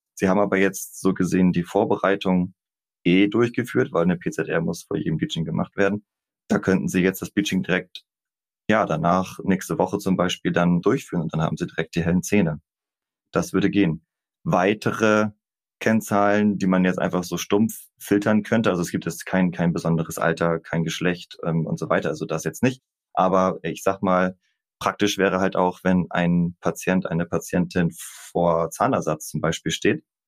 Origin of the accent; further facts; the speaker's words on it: Kappeln, Schleswig-Holstein, Germany; also born or lived in Kiel; Ich komme aus dem beschaulichen Schleswig-Holstein, bin in Kappeln geboren, dort auch zur Schule gegangen, in Kiel studiert und im Prinzip auch die komplette berufliche Laufbahn hier geblieben